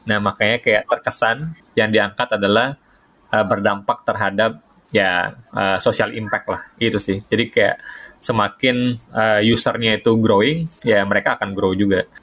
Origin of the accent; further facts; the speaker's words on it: South Sumatra, Indonesia; Di tengah-tengah antara Kayu Agung dan Palembang sebenarnya kampung gua.